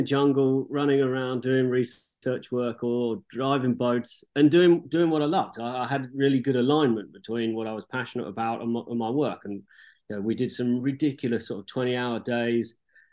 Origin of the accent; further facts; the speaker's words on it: Hertfordshire, East of England, United Kingdom; now in Cape Town, South Africa; Originally Hertfordshire in England, but in Cape Town